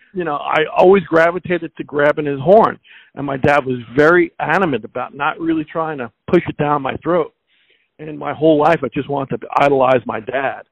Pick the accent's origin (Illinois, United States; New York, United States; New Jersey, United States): New York, United States; Long Island; growing up in Long Island, the South Shore of Long Island